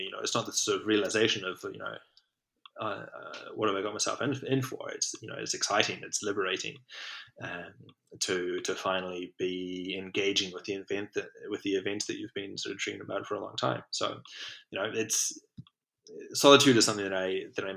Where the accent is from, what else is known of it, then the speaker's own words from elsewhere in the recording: New Zealand; growing up in New Zealand